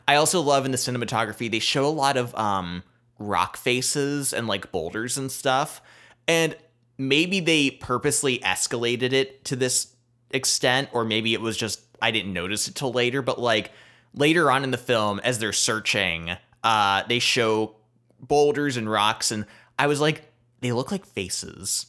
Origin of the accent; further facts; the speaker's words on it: United States; as an American